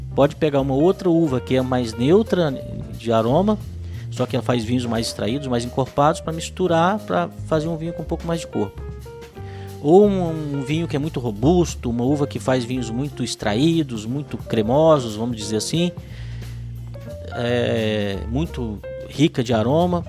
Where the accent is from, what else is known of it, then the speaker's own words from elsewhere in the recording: Minas Gerais, Brazil; Eu, como mineiro